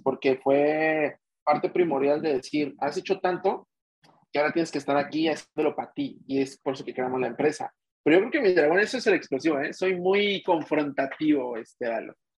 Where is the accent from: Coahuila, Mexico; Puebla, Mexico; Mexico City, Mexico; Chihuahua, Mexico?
Mexico City, Mexico; soy de México, soy nativo de la Ciudad de México